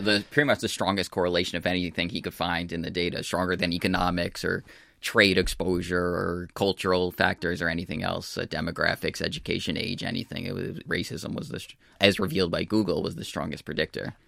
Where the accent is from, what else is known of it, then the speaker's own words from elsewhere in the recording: United States; also born or lived in California / New York; I'm from the United States